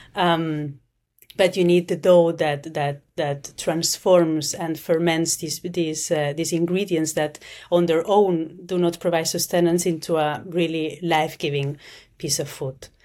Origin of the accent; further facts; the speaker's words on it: Barcelona, Catalonia, Spain; now in Zurich, Switzerland; I'm from Spain, I'm from Barcelona, but I'm based in, in Zurich, in Switzerland